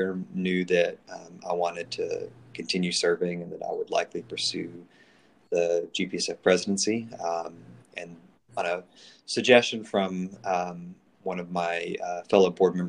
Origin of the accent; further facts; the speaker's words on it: State Road, North Carolina, United States; I'm originally from State Road, North Carolina, up toward the mountains. I've lived in North Carolina my whole life.